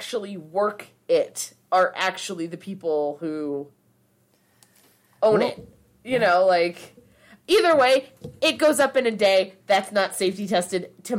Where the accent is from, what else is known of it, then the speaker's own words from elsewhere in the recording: California, United States; moved away; when I grew up in California